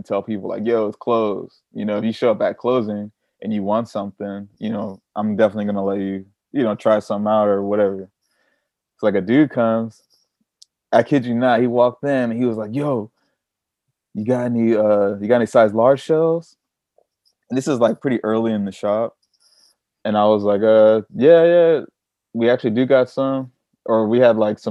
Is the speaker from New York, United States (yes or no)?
no; Long Beach, California, United States; moved away as an adult; now in Copenhagen, Denmark; We're both from Long Beach